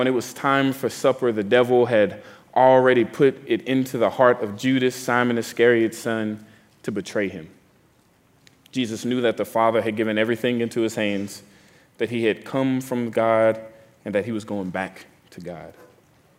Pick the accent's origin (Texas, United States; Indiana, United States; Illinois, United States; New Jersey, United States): Texas, United States; now in New Orleans, United States; I'm from Texas